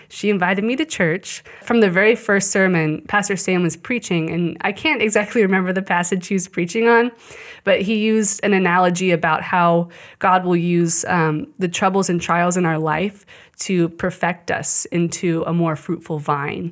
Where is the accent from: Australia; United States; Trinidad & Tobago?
United States; Shawnee, Kansas; also born or lived in Colorado; I grew up in Shawnee